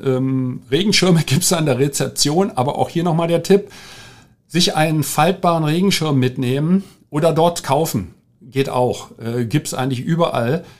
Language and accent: German; Berlin, Germany; Ich bin ja in Berlin groß geworden, in West-Berlin und, äh, im Sü-, ganz im Süden in Rudo, das gehört zum Bezirk Neukölln